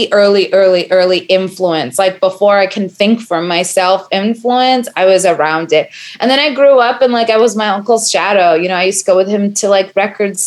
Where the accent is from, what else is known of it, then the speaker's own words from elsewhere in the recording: New York City, New York, United States; I am a Brooklyn girl through and through.